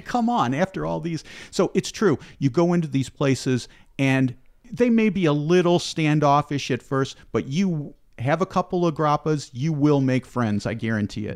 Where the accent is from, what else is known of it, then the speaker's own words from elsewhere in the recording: Chicago, Illinois, United States; I grew up in Chi, Chicago area